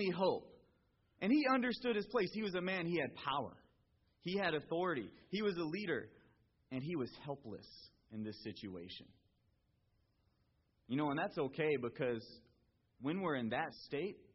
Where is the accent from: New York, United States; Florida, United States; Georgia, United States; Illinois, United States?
Georgia, United States; now in California, United States; I'm from Georgia